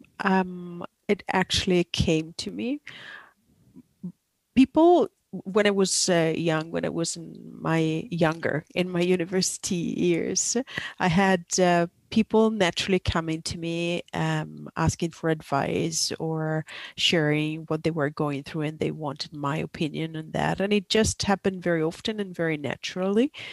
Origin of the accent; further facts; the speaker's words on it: Italy; moved away as an adult; also born or lived in Asia Pacific region; I'm originally from Italy, but I lived for 20 years in the Asia Pacific region